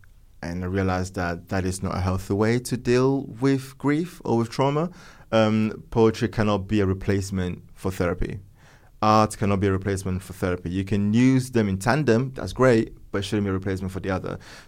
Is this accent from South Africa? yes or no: no; northern Italy, Italy; I was born and raised in Northern Italy, where everything around me was poetry, literature, architecture, the arts.